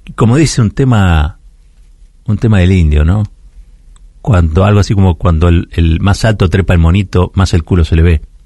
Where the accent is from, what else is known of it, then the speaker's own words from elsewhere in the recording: Argentina; Luchar es lo que nos define como argentinos